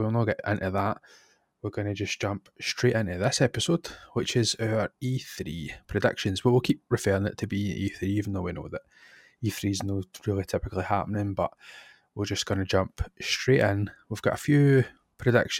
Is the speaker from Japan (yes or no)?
no; Scotland, United Kingdom; We're two Scottish people